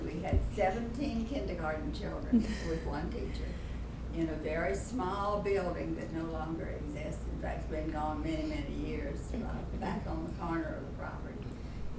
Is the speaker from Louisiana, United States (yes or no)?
yes; Lake Charles, Louisiana, United States; My third book, by the way, was called Growing Up in Lake Charles